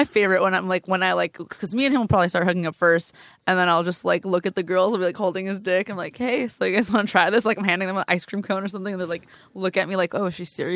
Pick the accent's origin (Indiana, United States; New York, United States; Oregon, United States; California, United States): California, United States; Glendale; From Glendale, California.